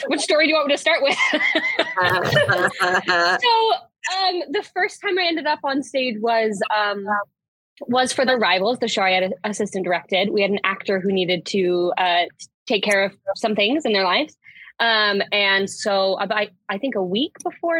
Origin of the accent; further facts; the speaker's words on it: Utah, United States; moved away as an adult; now in Washington, D.C., United States; I'm originally from Utah